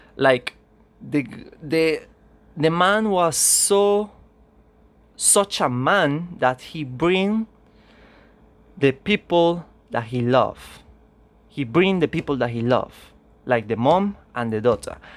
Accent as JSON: {"language": "English", "country": "Venezuela", "second_language": "English", "said": "I come from Venezuela"}